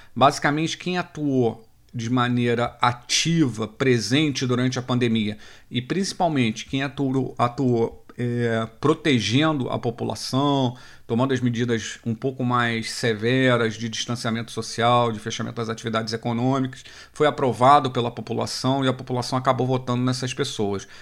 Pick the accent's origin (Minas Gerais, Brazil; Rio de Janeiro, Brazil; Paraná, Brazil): Rio de Janeiro, Brazil; eu sou aqui do Rio